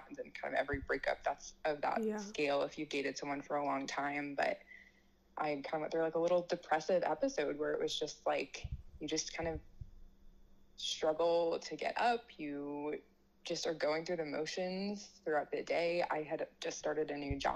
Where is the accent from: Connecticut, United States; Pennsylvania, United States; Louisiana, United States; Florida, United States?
Connecticut, United States; moved away as an adult; also born or lived in Ohio / Cincinnati, Ohio; now in Kansas, United States; I grew up in Connecticut in the Northeast there.